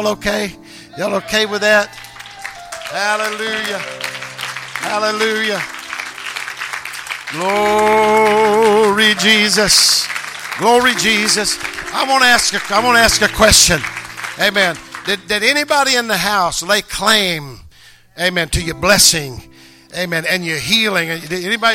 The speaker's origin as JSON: {"language": "English", "region": "the Bible Belt", "country": "United States", "said": "we're from the Bible Belt"}